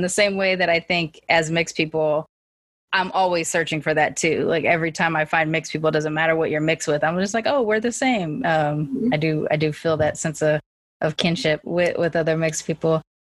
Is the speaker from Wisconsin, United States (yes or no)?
no; Long Beach, California, United States; my black family is from Louisiana and Texas, they were here in California. So I grew up in Long Beach. So my black influence is North Long Beach hood blackness